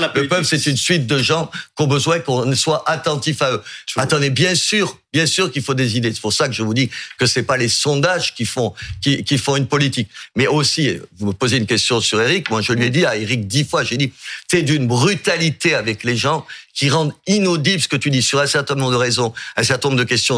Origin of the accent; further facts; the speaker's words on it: Algeria; now in Béziers, France; je suis né en Algérie paradoxalement